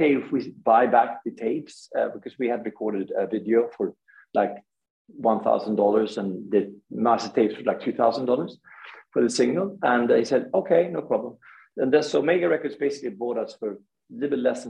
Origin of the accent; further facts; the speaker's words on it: Gothenburg, Västra Götaland, Sweden; we are from Gothenburg